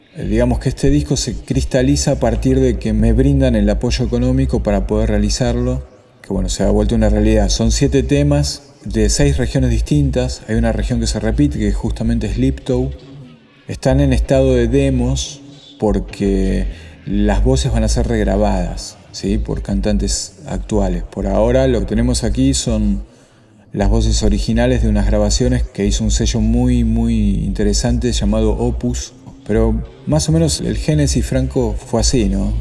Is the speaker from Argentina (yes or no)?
yes; Argentina; moved away as an adult; also born or lived in Buenos Aires; now in Slovakia; ser de, de, un país como Argentina